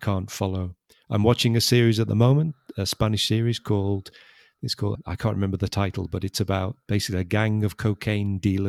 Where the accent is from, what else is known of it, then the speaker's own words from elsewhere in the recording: England, United Kingdom; accent: English; We have English accents because we're from England, from different parts of England.